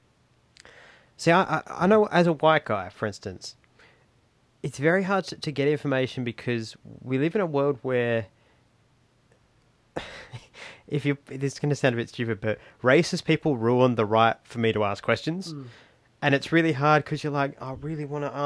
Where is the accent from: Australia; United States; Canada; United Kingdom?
Australia; I'm a Kiwi Australian, but I identify as an Australian because it's where I was born